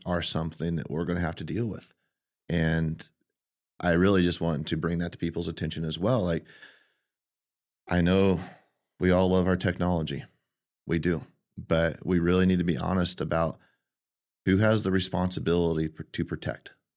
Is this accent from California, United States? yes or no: yes; Modesto, California, United States; born and raised in Modesto